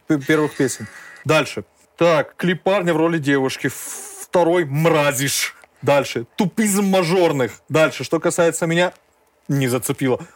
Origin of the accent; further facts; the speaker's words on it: Georgia; Как грузины мы должны пе-, пить, мы умеем пить